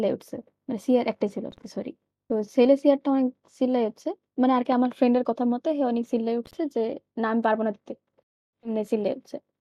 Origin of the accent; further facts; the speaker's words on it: Dhaka, Dhaka Division, Bangladesh; আমি ঢাকা থেকে বড় হয়েছি